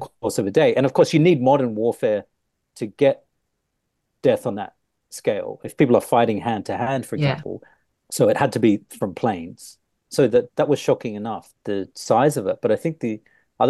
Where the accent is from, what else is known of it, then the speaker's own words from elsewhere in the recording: Australia; moved away; because I grew up in Australia